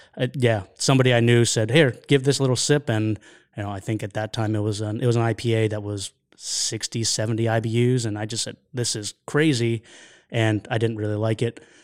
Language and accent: English; Lancaster, Pennsylvania, United States; I grew up in Lancaster, Pennsylvania